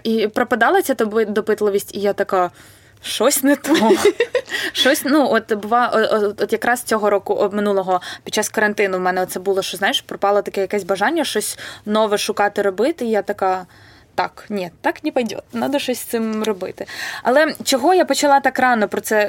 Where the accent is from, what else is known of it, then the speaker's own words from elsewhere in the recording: Vinnytsia, Vinnytsia Oblast, Ukraine; я вінничанка і тут народилася